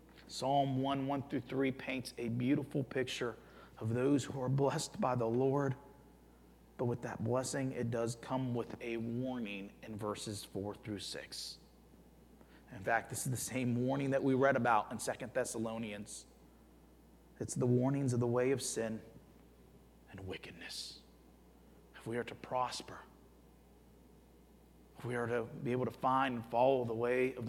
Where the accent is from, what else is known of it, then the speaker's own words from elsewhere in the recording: Youngstown, Ohio, United States; moved away; I grew up in Youngstown, Ohio